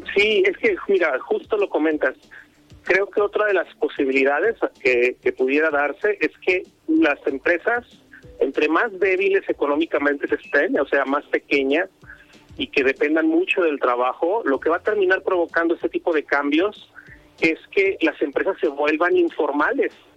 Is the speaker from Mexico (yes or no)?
yes; Mexico; somos mucho más mexicanos